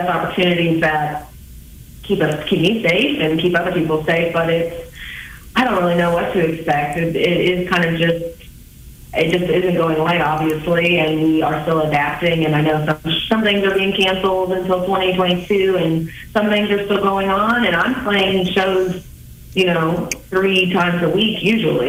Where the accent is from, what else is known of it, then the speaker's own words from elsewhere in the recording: Kansas City, United States; I'm from Kansas City, and for the past decade, I've been playing music around Kansas City and around the Midwest